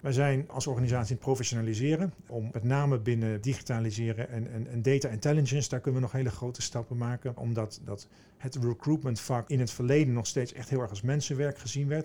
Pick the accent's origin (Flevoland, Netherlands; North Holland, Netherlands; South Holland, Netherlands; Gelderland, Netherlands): Gelderland, Netherlands; Veluwezoom; Ik kom uit het oosten van het land. Ik ben opgegroeid in de Veluwezoom in de natuur